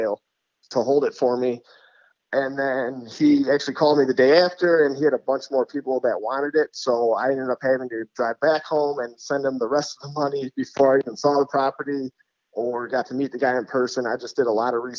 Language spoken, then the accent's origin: English; 45 minutes northeast of Detroit, Michigan, United States; Born and raised in Michigan, about, like I said, 45 minutes northeast of Detroit